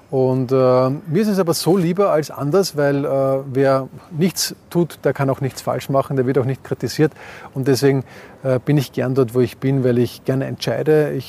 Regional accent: Vienna, Austria; Ich habe immer gesagt, ich möchte dort tätig sein, wo ich auch möglichst viel für meine Heimatstadt Wien tun kann.

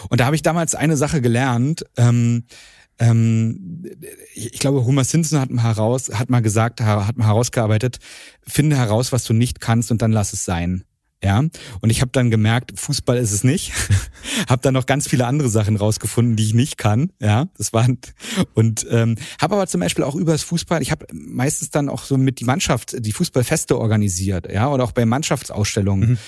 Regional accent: Strausberg, Brandenburg, Germany; ich bin in, in Strausberg aufgewachsen.

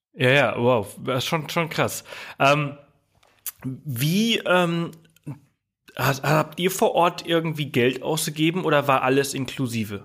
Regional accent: Germany; bei uns in Deutschland

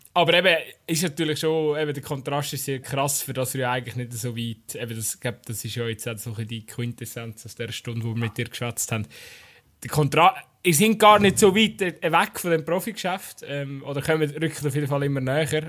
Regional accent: Aargau, Switzerland; als Aargauer

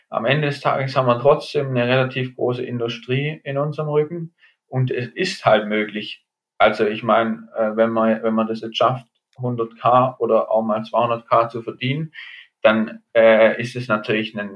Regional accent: Germany; genau, Deutsch als Deutscher sicherlich auch nicht zu benachteiligt. Einfach weil vielleicht bei uns auch ja

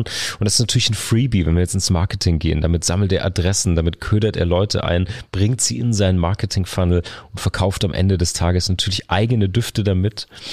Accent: Karlsruhe, Baden-Württemberg, Germany; meiner Heimatstadt Karlsruhe

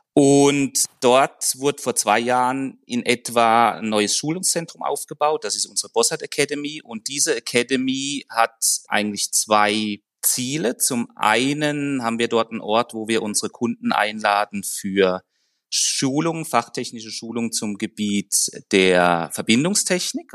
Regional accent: Germany; accent: German; moved away as an adult; now in Zurich, Switzerland; komme ursprünglich aus Deutschland, wie man meinem Akzent entnehmen kann

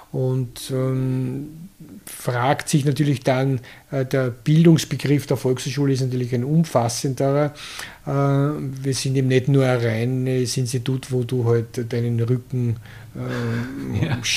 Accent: Krems, Lower Austria, Austria; born there; also ich bin in Krems äh, geboren

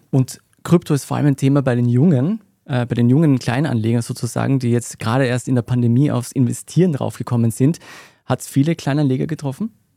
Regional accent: Austria; bei uns in Österreich

